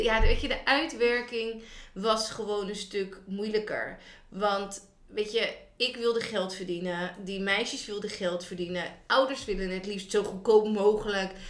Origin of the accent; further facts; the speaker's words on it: Noordwijk, South Holland, Netherlands; ik kom oorspronkelijk uit Noordwijk